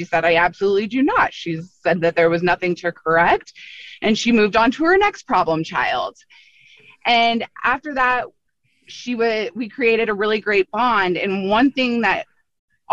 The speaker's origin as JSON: {"language": "English", "town": "Longmont", "region": "Colorado", "country": "United States", "tie": "born or raised there", "said": "I grew up in Longmont."}